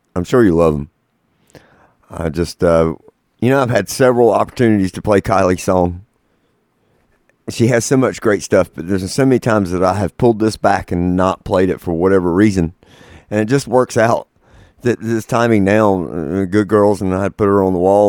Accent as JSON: {"language": "English", "region": "North Carolina", "country": "United States", "said": "I'm from North Carolina"}